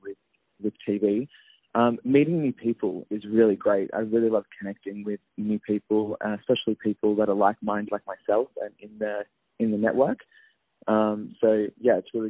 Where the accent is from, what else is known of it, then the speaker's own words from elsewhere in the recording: Albury, New South Wales, Australia; now in Sydney, Australia; I'm originally from Albury, New South Wales, which is a small country town in Australia.